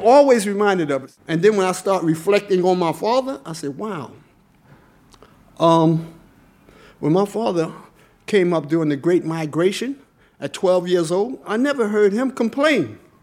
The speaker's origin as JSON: {"language": "English", "town": "New York City", "region": "New York", "country": "United States", "tie": "born or raised there", "said": "I grew up in Harlem."}